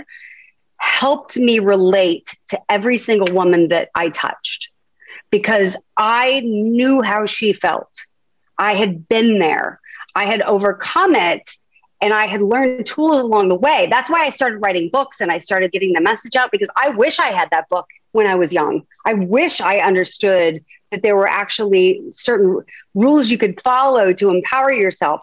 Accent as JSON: {"language": "English", "town": "Huntington Beach", "region": "California", "country": "United States", "tie": "born or raised there", "said": "I grew up in Southern California, in Huntington Beach, California"}